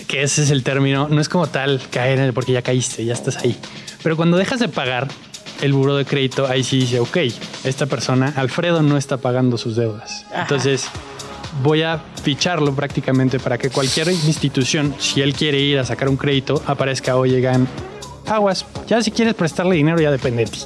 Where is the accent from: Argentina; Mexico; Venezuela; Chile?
Mexico; Mexico City; also born or lived in United States; yo, nací aquí en la Ciudad de México eh, en el 96, tengo 27 años